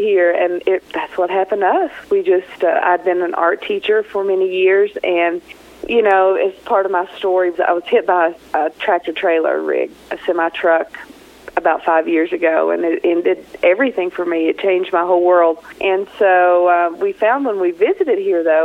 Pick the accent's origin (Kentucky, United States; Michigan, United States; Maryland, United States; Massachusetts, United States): Kentucky, United States; moved away as an adult; now in Taos, United States; I'm from Kentucky.